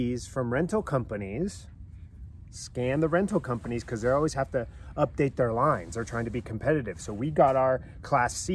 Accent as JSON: {"language": "English", "region": "Southern California", "country": "United States", "moved": "yes", "said": "we're originally from Southern California"}